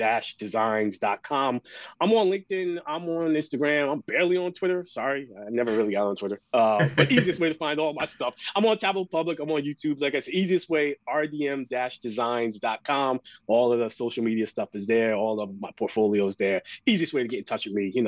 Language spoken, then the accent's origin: English; New York, United States; my parents, my sister, everybody, we're from New York